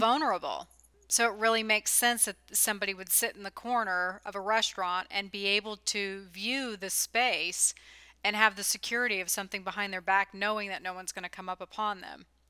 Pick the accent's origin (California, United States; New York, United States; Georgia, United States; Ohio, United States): California, United States; also born or lived in the South (US); now in Southern US; I grew up in California